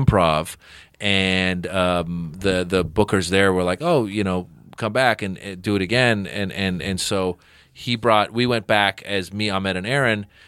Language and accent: English; San Francisco Bay Area, California, United States; also born or lived in Iran; now in Los Angeles, United States; I'm from the Bay Area